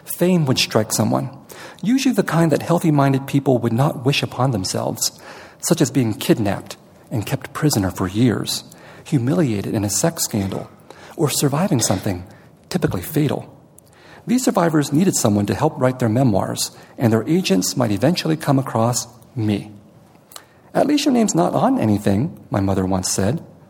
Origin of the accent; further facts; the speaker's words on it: San Jose, California, United States; also born or lived in Vietnam; I'm from San Jose